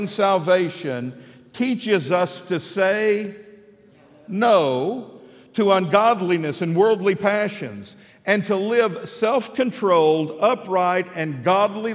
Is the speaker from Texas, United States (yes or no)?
yes; Midland, Texas, United States; moved away as an adult; now in Fort Smith, United States; I grew up in Midland, Texas